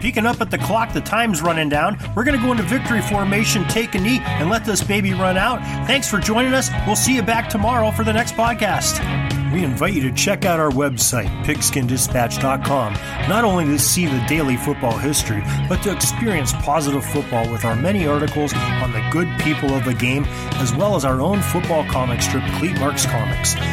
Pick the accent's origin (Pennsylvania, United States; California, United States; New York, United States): Pennsylvania, United States; Western; growing up in Western Pennsylvania myself